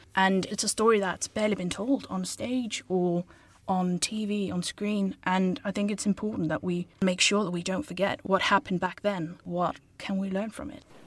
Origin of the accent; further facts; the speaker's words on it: Denmark; moved away; I'm from Denmark.